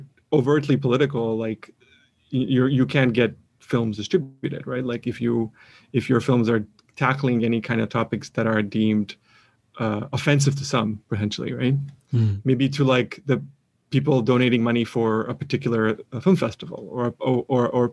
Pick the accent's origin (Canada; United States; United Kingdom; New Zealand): Canada; I'm a Canadian